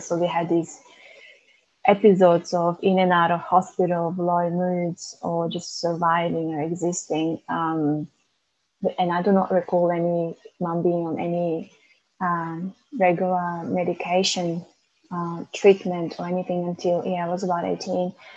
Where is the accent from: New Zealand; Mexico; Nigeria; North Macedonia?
North Macedonia; moved away as an adult; now in Melbourne, Australia; I was born in Macedonia and migrated to Melbourne when I was 19.